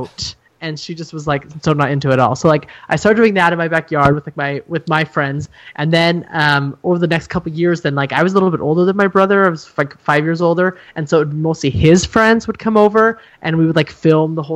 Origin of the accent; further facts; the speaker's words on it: Montana, United States; also born or lived in Germany / Chicago, Illinois; I am from Montana, live here now, but I went to school in Montana